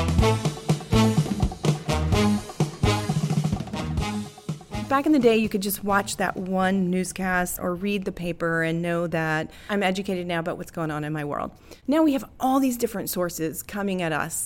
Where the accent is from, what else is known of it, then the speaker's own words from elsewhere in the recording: North Carolina, United States; moved away; I'm from North Carolina originally.